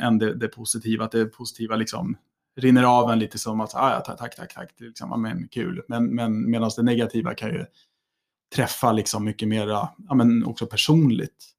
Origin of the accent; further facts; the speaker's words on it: Älmsta, Stockholm County, Sweden; när jag var yngre, så när jag var i Älmstad så kände jag mig nog väldigt mycket som kanske en stockholmare